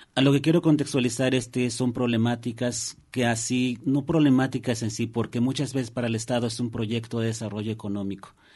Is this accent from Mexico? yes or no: yes; Alto Balsas, Guerrero, Mexico; el pueblo náhuatl era altobazas el estado de Guerrero